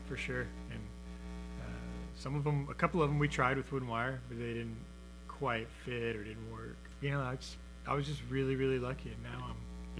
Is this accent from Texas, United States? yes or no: yes; Houston, Texas, United States; I grew up in the Memorial area on the west side of town, uh, and spent a lot of time down on the coast